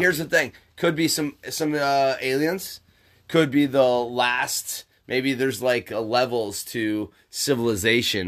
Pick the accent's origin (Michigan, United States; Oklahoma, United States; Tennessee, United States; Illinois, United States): Michigan, United States; Upper; moved away; I'm from Upper Michigan